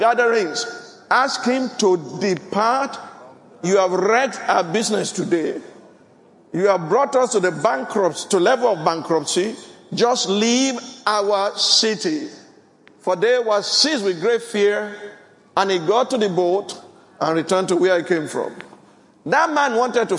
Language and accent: English; Ogun State, Nigeria; born or raised there; moved away